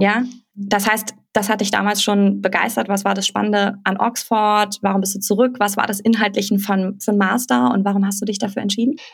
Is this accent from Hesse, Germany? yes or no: yes; Hesse, Germany; gebürtiger Hesse wie ich